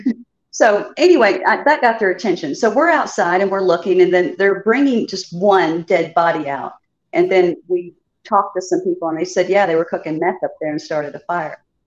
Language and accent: English; Chicago, Illinois, United States; also born or lived in the South (US); now in the South, United States; I'm originally from Chicago, but I've been in the South for many many